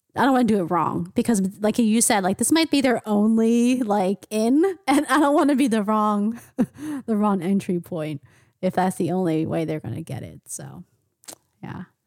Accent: United States; I am Asian American, I grew up in the United States

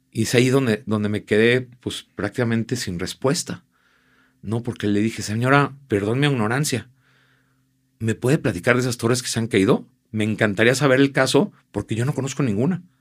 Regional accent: Guadalajara, Jalisco, Mexico; los tapatíos, yo soy tapatío de corazón y amo Guadalajara

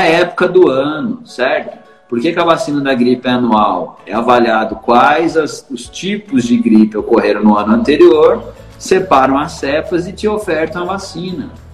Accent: São Paulo, Brazil; Eu sou de São Paulo

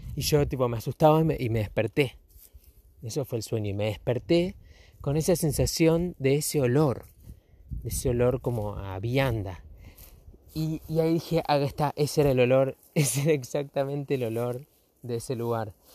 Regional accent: Argentina; los fachos somos los argentinos

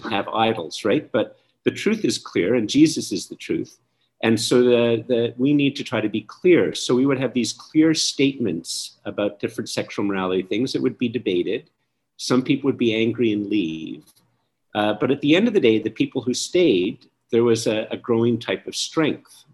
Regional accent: Canada; I'm very Canadian. I, I really am very Canadian

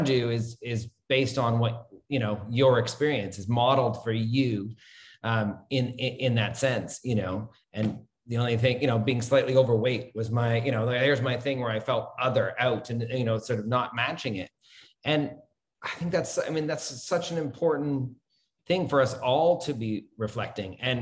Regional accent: Toronto, Ontario, Canada; moved away as an adult; also born or lived in Kuala Lumpur, Malaysia; now in Malaysia; I grew up in Toronto, Canada

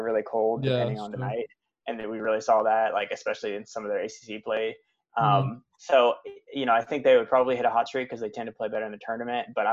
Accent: Chantilly, Virginia, United States; where I went to high school and where I grew up in Chantilly High School

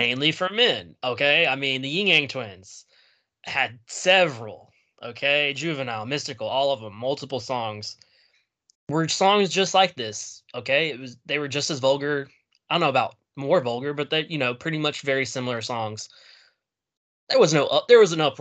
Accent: the South, United States; I grew up in the South.

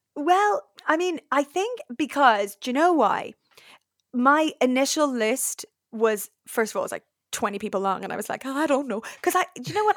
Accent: Dublin, Leinster, Ireland; now in London, United Kingdom; I am Dublin Irish fluent

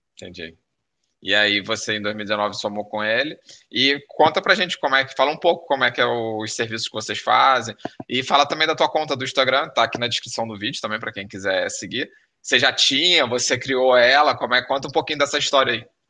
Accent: Rio de Janeiro, Brazil; now in Porto, Portugal; Eu nasci no Rio de Janeiro, mas eu me sinto no Porto tão bem quanto no Rio de Janeiro

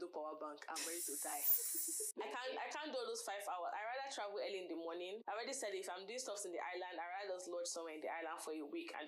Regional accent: Nigeria; accent: Nigerian; this Nigerian accent is very hard to place

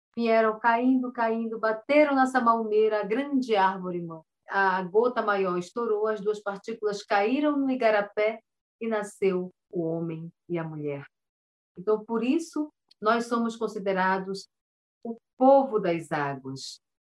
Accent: São Paulo de Olivença, Amazonas, Brazil; moved away as an adult; also born or lived in Belém de Solimões, Amazonas / Manaus, Amazonas; now in Castanhal, Brazil; nasci em Belém de Solimões, aldeia do povo Tipuna, no Alto Solimões. Com nove anos de idade, fui para São Paulo de Olivença e foi a maior aldeia do povo cambeba antes de virar município. Lá eu me criei

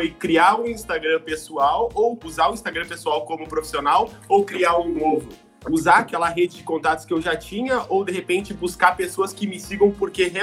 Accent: Rio Grande do Sul, Brazil; Cara, eu sou fisioterapeuta aqui do Rio Grande do Sul.

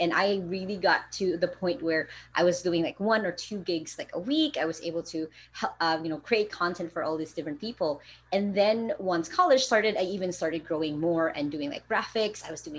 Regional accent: Philippines; I'm actually from the Philippines, so it's actually nighttime as we're recording this.

